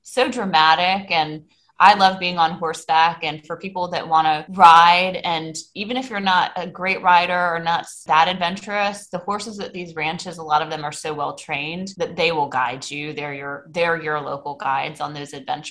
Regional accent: Myrtle Beach, South Carolina, United States; I grew up in Myrtle Beach, South Carolina, where we have a lot of mini golf courses

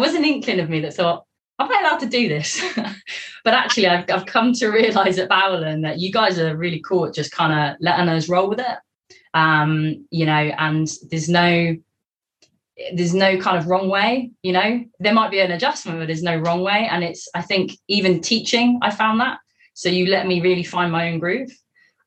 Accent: Scotland, United Kingdom; moved away as an adult; also born or lived in Devon; now in Cornwall, United Kingdom; Scotland. That's where I was based at the time.

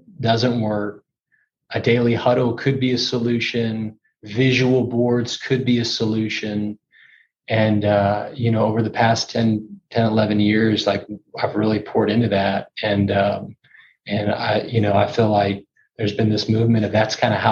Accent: Houston, Texas, United States; also born or lived in Dallas, Texas; I grew up in Houston, Texas

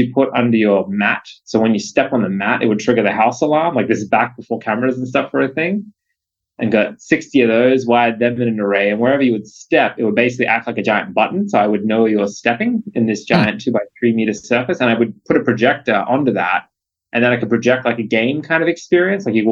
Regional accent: Australia; moved away as an adult; now in United States; as an Aussie

